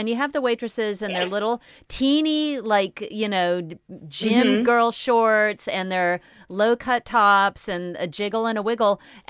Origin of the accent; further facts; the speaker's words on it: United States; also born or lived in Britain; now in United Kingdom; as an American. I live in Britain